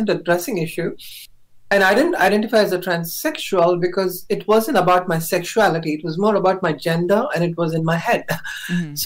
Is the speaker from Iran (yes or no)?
no; India; I was born in India. I'm a South Asian